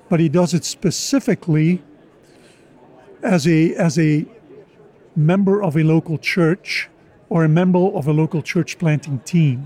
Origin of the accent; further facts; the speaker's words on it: Oudenaarde, Flanders, Belgium; moved away as an adult; also born or lived in United States; I was born and raised in Belgium